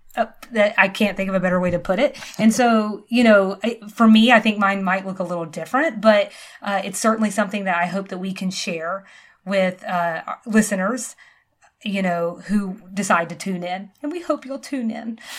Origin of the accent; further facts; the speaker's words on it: the South, United States; now in Georgia, United States; we're both from the South